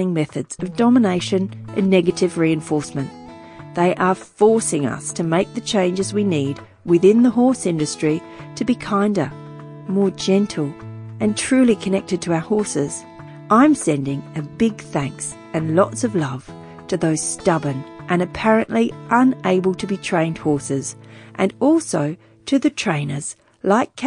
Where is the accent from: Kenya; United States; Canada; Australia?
Australia; Wiradjuri country, New South Wales; now in Brisbane, Australia; I was born in Wiradjuri country